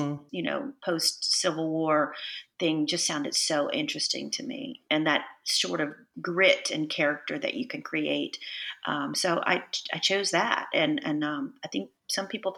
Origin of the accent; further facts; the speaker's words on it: Texas, United States; moved away; I'm from Texas